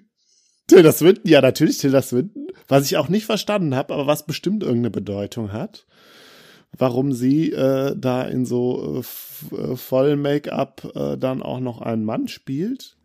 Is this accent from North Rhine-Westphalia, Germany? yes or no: yes; Bergisches Land, North Rhine-Westphalia, Germany; ich komme ja aus dem Bergischen Land